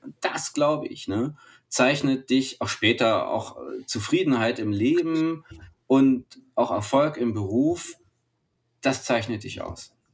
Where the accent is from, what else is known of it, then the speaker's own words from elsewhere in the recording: Germany; als Deutsche